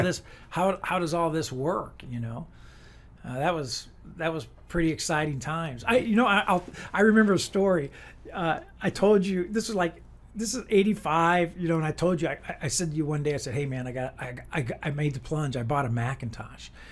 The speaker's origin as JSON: {"language": "English", "town": "Rock Island", "region": "Illinois", "country": "United States", "tie": "born or raised there", "said": "I grew up in Rock Island, Illinois"}